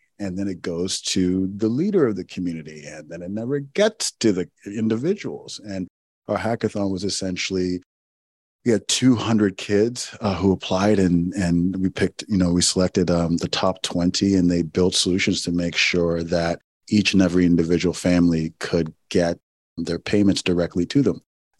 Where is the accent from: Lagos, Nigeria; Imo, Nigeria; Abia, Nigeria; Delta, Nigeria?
Imo, Nigeria; Owerri; we had land that in my hometown in Owerri, Nigeria, that was just taken from us.